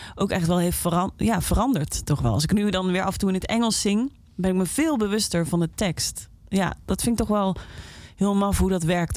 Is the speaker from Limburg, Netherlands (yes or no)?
yes; Limburg, Netherlands; moved away; omdat ik uit Limburg kwam